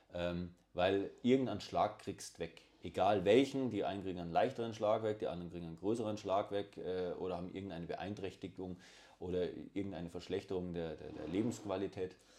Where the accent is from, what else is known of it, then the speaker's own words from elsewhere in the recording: Bavaria, Germany; ich bin ein Bayer